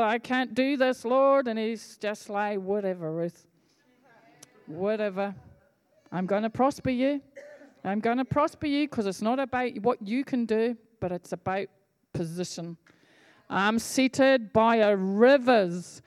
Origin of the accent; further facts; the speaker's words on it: Scotland, United Kingdom; I'm from Scotland